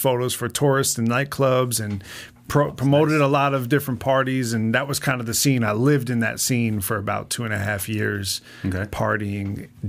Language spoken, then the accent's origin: English; New York, United States; now in Las Vegas, United States; No, I'm originally from New York, suburbs of New York.